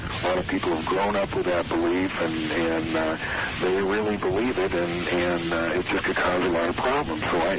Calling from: Susanville, California, United States

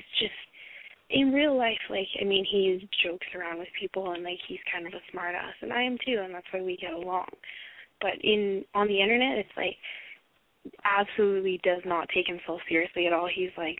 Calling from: Los Angeles, California, United States; I'm calling from the greater Los Angeles area.

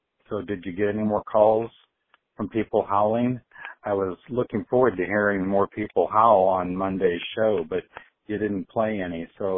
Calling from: Iowa City, Iowa, United States; calling from Iowa City.

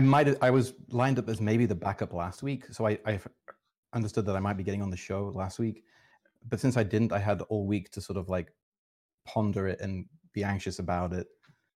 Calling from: London, United Kingdom; I'm currently in London, UK.

